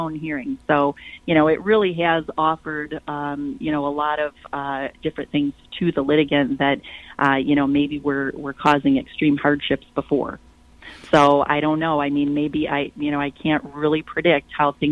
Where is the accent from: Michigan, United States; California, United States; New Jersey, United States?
Michigan, United States; Flint; also born or lived in Detroit, Michigan; I was born and raised in Flint, and attended school and lived in Flint all the way through college.